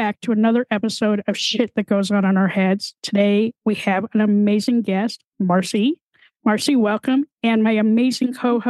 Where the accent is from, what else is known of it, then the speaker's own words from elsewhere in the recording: Colorado, United States; now in New York, United States; I was born and raised in Colorado. And so I spent a really good portion of my life in Beaver Creek, but that whole area. I've been skiing since I was like 3 years old. So, but now I live in upstate New York